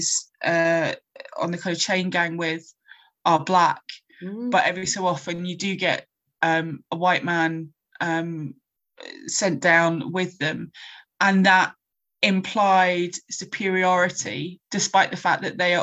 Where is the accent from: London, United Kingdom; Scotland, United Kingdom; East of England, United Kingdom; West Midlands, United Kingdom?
Scotland, United Kingdom; I'm Scottish